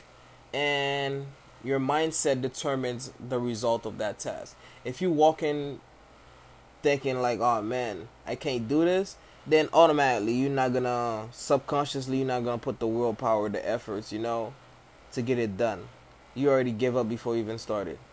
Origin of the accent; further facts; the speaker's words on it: Haiti; I was born in Haiti